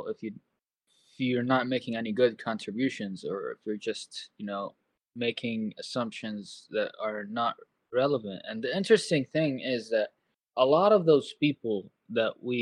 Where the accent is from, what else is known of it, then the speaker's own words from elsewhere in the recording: Saudi Arabia; also born or lived in Los Angeles, United States; now in Portland, United States; I'm originally from Saudi Arabia, if that changes anything. I've been in America since 2010